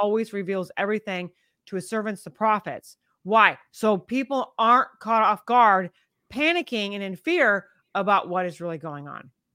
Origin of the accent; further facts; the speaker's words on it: United States; I'm such an American, I have an American spirit and an American patriot, and I love my nation